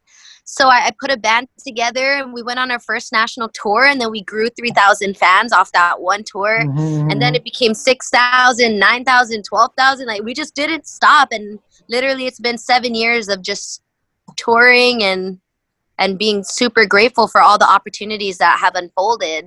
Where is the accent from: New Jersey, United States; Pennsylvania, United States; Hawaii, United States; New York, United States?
Hawaii, United States; Kaneohe; moved away as an adult; also born or lived in Houston, Texas / San Diego, California; I grew up in Hawaii